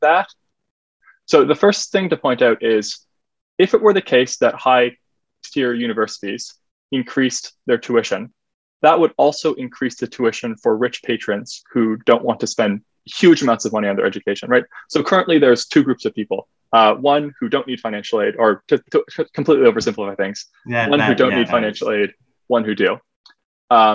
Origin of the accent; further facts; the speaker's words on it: Halifax, Nova Scotia, Canada; my hometown of Halifax